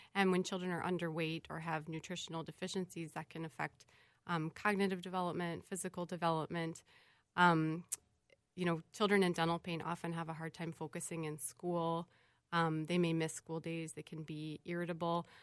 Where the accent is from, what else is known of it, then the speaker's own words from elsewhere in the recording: St. Louis, Missouri, United States; now in Minnesota, United States; I'm originally from St. Louis, Missouri